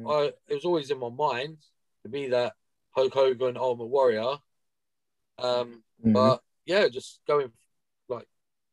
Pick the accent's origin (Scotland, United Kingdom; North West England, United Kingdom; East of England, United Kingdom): East of England, United Kingdom; Watford; Get stuffed. Get stuffed. I'm from Watford.